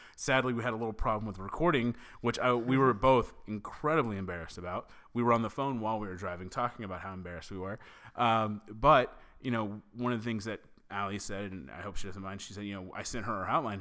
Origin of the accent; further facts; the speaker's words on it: the South, United States; I'm from the South